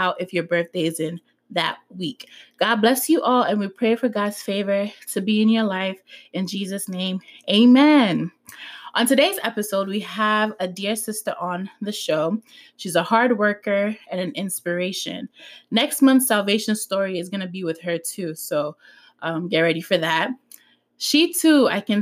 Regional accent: Ghana; I'm from Ghana.

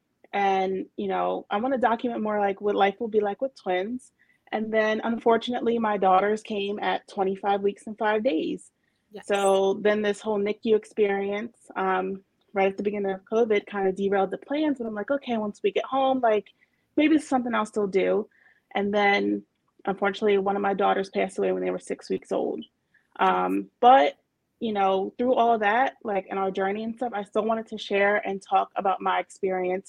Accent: New Jersey, United States; I'm from New Jersey.

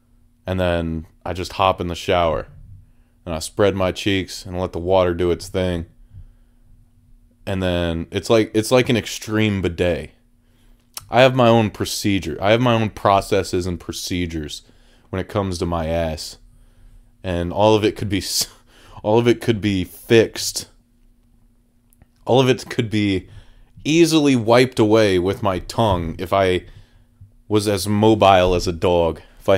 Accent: Toledo, Ohio, United States; I mean, I am originally from Toledo, so I know a thing or two.

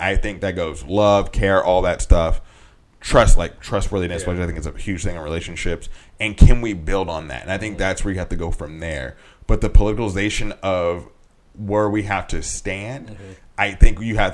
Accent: West Coast, United States; we grew up on the West Coast

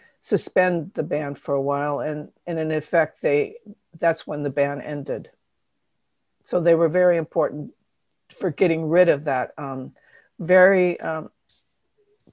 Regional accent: Seattle, Washington, United States; I'm from Seattle

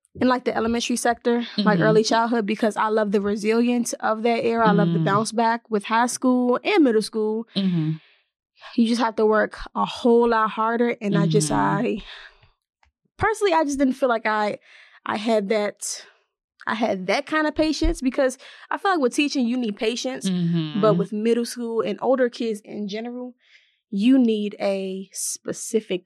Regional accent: Washington, District of Columbia, United States; moved away as an adult; also born or lived in Maryland; now in Philadelphia, United States; I'm originally from Washington, D.C. And I grew up, like bouncing between D.C. and Maryland a lot. But I spent my formative years in D.C.

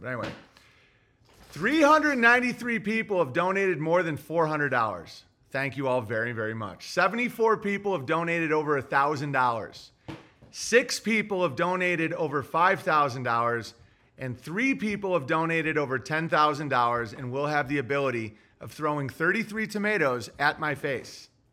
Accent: United States; as an American

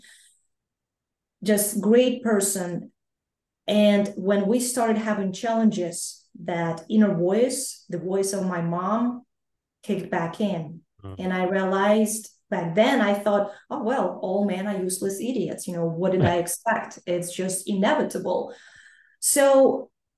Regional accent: Ukraine; moved away; I grew up and I was born and raised in Ukraine, I am Ukrainian

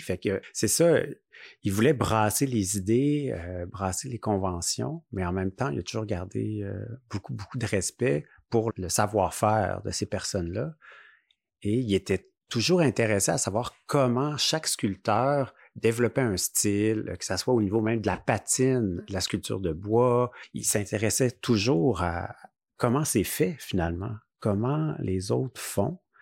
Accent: Rimouski, Quebec, Canada; moved away; on vient de Rimouski. Donc, on s'est connus à la polyvalente

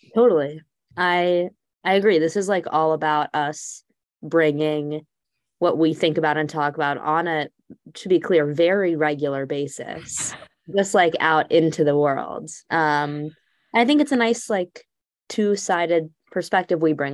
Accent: Texas, United States; now in Allentown, United States; I'm from Texas

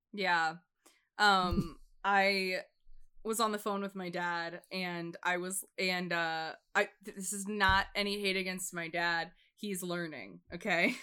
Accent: United States; I'm an American

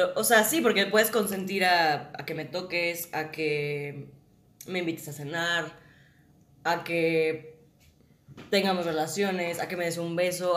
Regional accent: Guadalajara, Jalisco, Mexico; yo soy de Guadalajara, soy actriz

